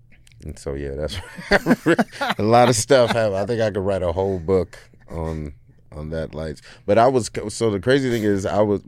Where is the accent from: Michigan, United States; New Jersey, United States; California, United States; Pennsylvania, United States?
Michigan, United States; Detroit; also born or lived in Indiana; I grew up in Detroit.